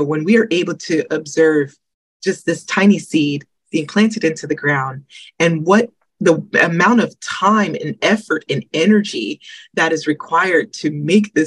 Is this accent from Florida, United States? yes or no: no; Georgia, United States; moved away as an adult; also born or lived in Detroit, Michigan / South Carolina; I was born in Michigan, Detroit, Michigan. And then my family moved when I was fairly young to Georgia. So I spent, you know, some of my life in Georgia